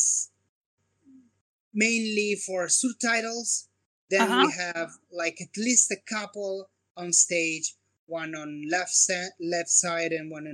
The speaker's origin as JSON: {"language": "English", "town": "Como", "region": "Lombardy", "country": "Italy", "tie": "born or raised there", "moved": "as an adult", "said": "my hometown, which is Como, north part of Italy."}